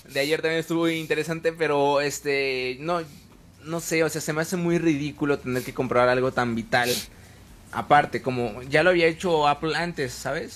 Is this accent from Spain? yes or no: no; Mexico; somos mexicanos y sabemos cómo se baila aquí